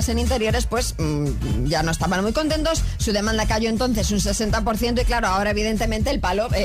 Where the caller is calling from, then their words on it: León, Castile and León, Spain; Buenos días, Anda desde León.